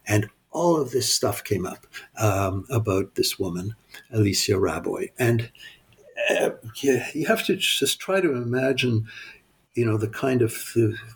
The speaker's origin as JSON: {"language": "English", "town": "Montreal", "region": "Quebec", "country": "Canada", "tie": "born or raised there", "also_born_or_lived": "United States", "said": "I grew up in Montreal. I went to school in Montreal."}